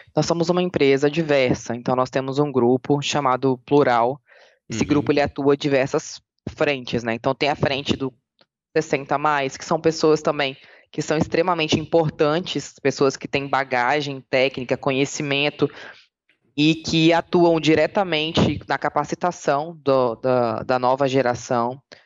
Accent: Espírito Santo, Brazil; moved away as an adult; also born or lived in Bahia; Eu sou capixaba, minha família é ah. é capixaba, meu filho é capixaba.

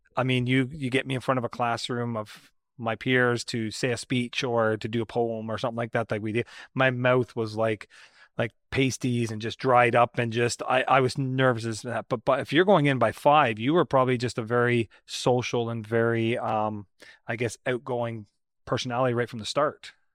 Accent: Brampton, Ontario, Canada; I grew up in Southern Ontario too. I was uh, I was growing up in Brampton

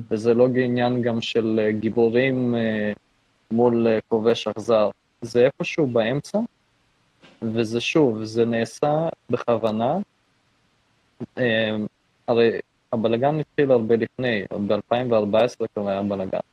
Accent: near the Polish border, Lviv area, Lviv Oblast, Ukraine; also born or lived in Israel; now in Canada; אני מאוקראינה

